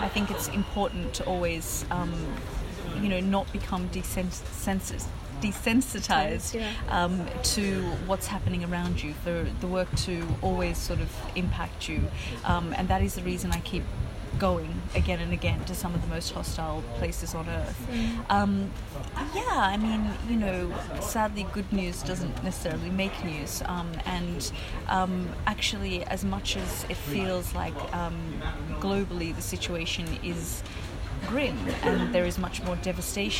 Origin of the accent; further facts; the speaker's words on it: Australia; also born or lived in Afghanistan; now in London, United Kingdom; I was growing up in Australia